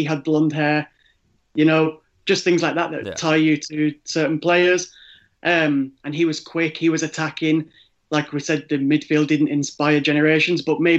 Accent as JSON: {"language": "English", "country": "Ireland", "tie": "born or raised there", "said": "When I was growing up in Ireland, like I say, in 2002, I was six."}